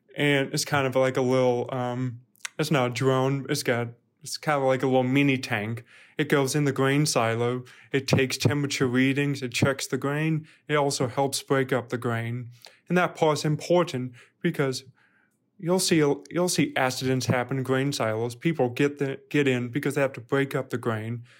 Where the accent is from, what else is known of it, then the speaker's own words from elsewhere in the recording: Birmingham, Alabama, United States; moved away as an adult; also born or lived in Louisiana / Fayetteville, Arkansas; now in Arkansas, United States; I'm originally from Birmingham, Alabama. I did not grow up on a farm